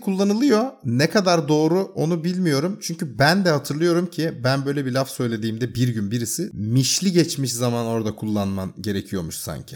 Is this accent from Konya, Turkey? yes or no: no; Bursa, Turkey; ben Bursalıyım